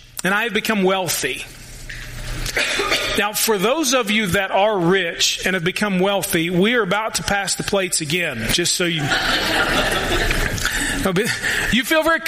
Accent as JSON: {"language": "English", "country": "United States"}